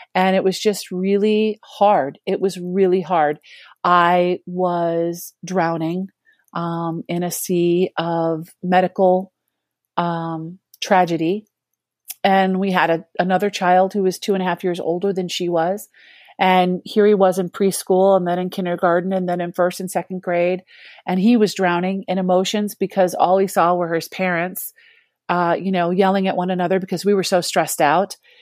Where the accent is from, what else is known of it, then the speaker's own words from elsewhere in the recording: Rockville, Maryland, United States; I grew up in the Archdiocese of Washington in Rockville, Maryland, right outside of D C.